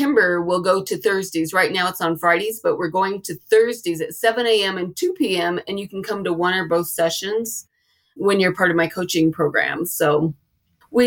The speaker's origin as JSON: {"language": "English", "region": "the South", "country": "United States", "tie": "born or raised there", "said": "I was raised in the South"}